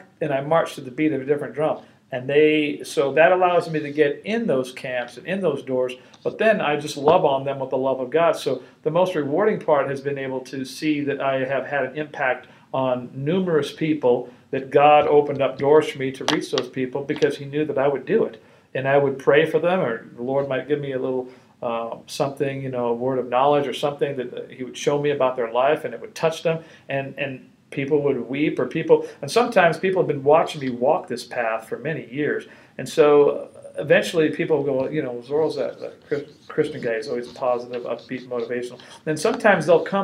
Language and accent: English; Los Angeles, California, United States; born or raised there